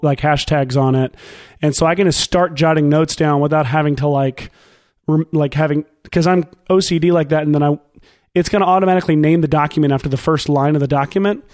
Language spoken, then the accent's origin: English; Nashville, Tennessee, United States; I'm from Nashville, here in Nashville, Tennessee